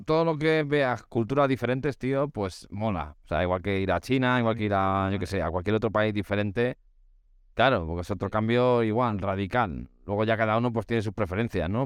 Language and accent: Spanish; Spain; para un europeo como nosotros, español en este caso